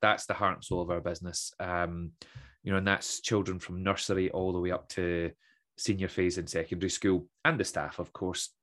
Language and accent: English; Troon, Scotland, United Kingdom; also born or lived in Aberdeen; I grew up in Troon, as I mentioned, uh, left Troon at eighteen, headed to Aberdeen